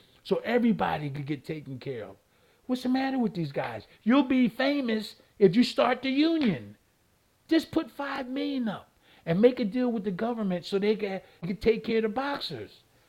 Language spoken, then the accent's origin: English; Philadelphia, Pennsylvania, United States; I came from Philly. I was born and raised three blocks from where Rocky, the Italian market.